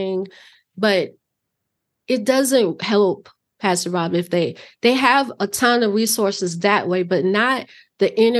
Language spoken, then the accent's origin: English; Chicago, Illinois, United States; moved away as an adult; now in Wisconsin, United States; I grew up in Chicago, moved to Wisconsin in my later years